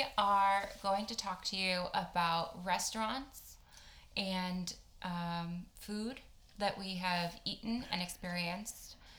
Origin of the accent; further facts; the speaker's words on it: Buffalo, New York, United States; moved away as an adult; also born or lived in Ohio / Vermont / Boston; now in San Francisco, United States; From Buffalo. Went to school in Ohio. Lived in Vermont. Went to... grad school in Boston, and then now live in SF.